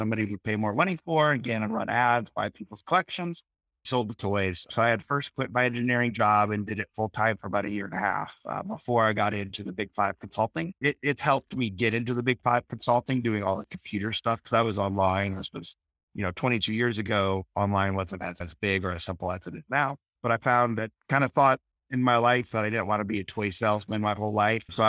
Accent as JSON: {"language": "English", "region": "Iowa", "country": "United States", "said": "Well, I'm from Iowa as well, but from a bigger town"}